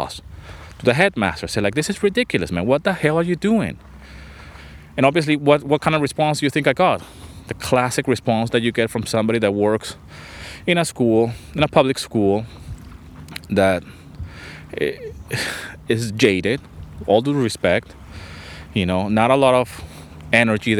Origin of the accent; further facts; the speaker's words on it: Venezuela; also born or lived in London, England; now in Greece; I grew up in Venezuela